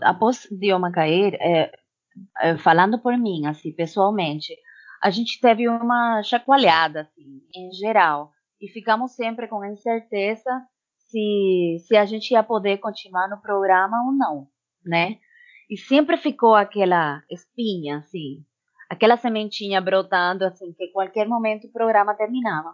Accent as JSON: {"language": "Portuguese", "country": "Cuba", "second_language": "Portuguese", "moved": "as an adult", "lives_now": "Brazil", "said": "essa é minha minha terra mãe"}